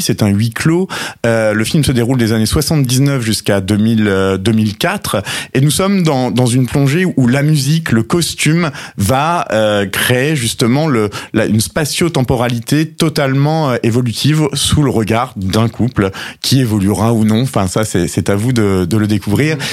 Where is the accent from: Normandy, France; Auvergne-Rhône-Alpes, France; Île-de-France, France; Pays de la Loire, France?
Normandy, France; moved away as an adult; now in Sète, France; je suis Sétois depuis euh, maintenant euh, trois ans, mais mes origines ne sont pas si éloignées de, de puisque je suis normand à l'origine